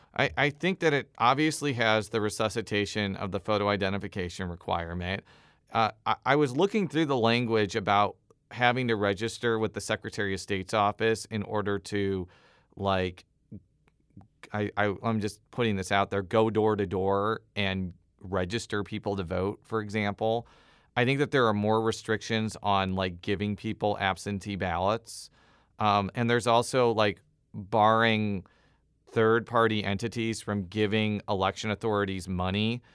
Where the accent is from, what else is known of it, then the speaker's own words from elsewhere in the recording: Illinois, United States; moved away; I'm from Illinois.